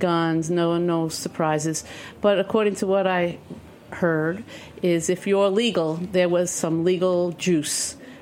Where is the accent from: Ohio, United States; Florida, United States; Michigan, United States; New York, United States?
New York, United States; New York City; I'm from New York City